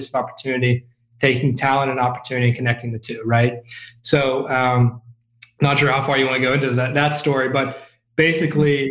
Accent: Chillicothe, Ohio, United States; born and raised in Chillicothe, Ohio

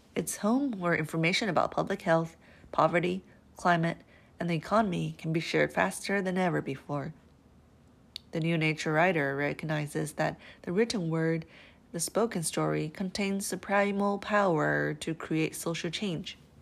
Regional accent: Owens Valley, California, United States; When I was a girl growing up in the Owens Valley

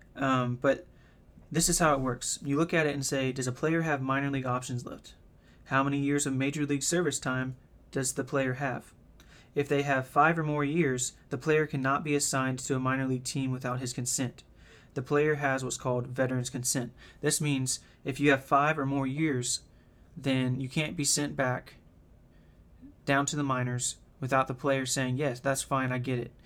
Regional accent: the South, United States; I'm from the South

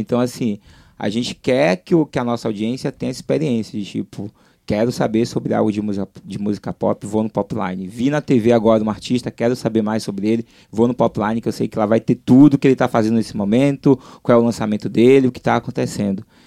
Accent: Salvador, Bahia, Brazil; moved away as an adult; now in Rio de Janeiro, Brazil; sou de Salvador, estou aqui no Rio há seis anos

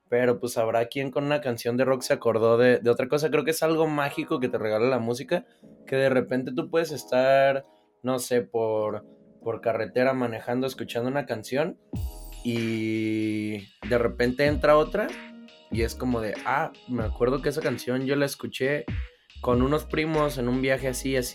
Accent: Mexico

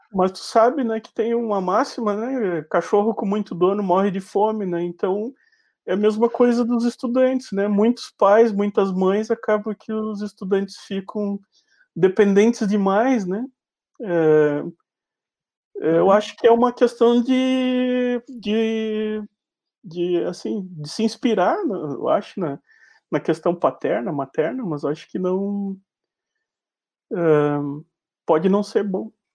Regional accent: Uruguaiana, Rio Grande do Sul, Brazil; sou nascido em Uruguaiana, mas me criei em Uruguaiana

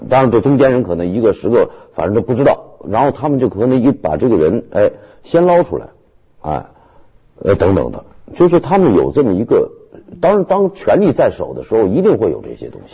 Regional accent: Beijing, China; 我是北京的户籍

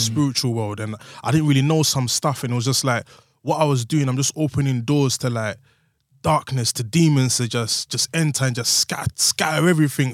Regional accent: London, United Kingdom; I was from Woolwich

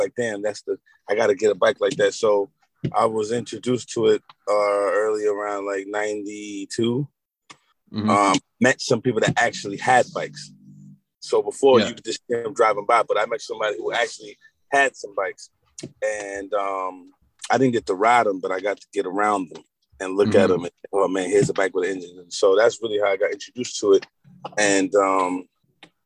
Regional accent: New York City, New York, United States; growing up in Harlem

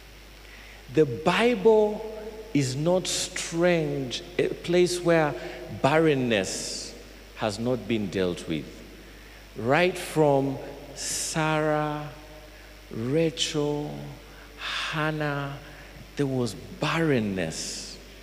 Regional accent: Fort Portal, Western Region, Uganda; I come from Fort Poto

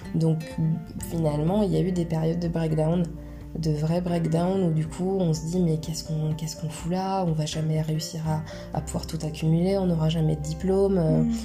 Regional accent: Poitiers, Nouvelle-Aquitaine, France; also born or lived in Tours / Miami; J'ai grandi à Poitiers, je suis née à Poitiers

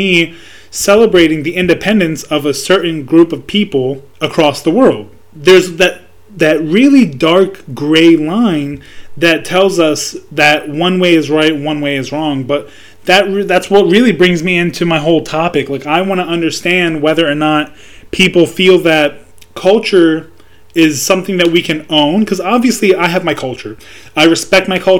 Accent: United States; me being a American born citizen, but also having cultural roots to Palestine. Yeah, I'm Palestinian

